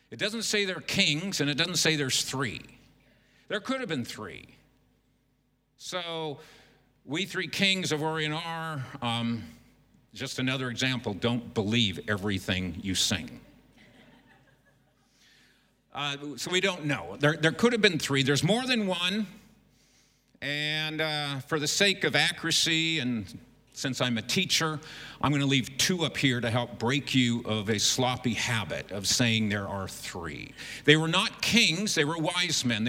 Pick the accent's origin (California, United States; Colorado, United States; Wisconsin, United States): California, United States; Southern; moved away as an adult; now in Beijing, China; We come from the United States and actually have spent most of our lives in Southern California